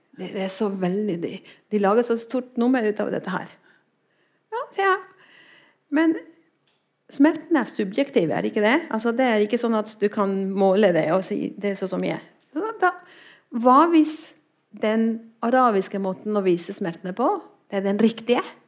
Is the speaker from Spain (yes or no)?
yes; Spain; Norwegian is a second language; now in Norway; jeg kommer fra Spania